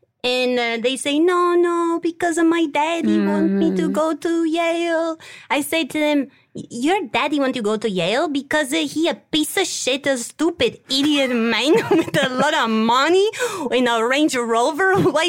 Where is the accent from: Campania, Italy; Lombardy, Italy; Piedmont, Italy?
Piedmont, Italy; Turin; I'm from Italy. I'm from Torino.